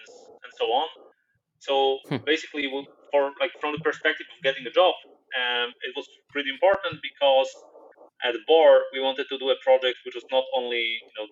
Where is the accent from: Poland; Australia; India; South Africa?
Poland; also born or lived in Krakow; I come from Poland